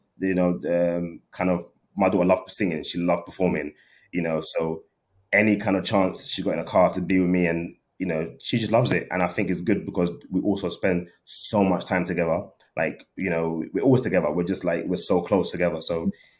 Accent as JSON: {"language": "English", "region": "London", "country": "United Kingdom", "said": "I'm from London"}